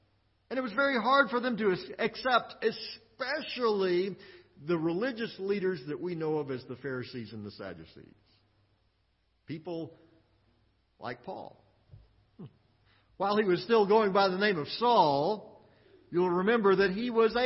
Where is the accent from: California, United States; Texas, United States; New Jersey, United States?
Texas, United States; Midland; also born or lived in Austin, Texas; I was born in Midland, Texas.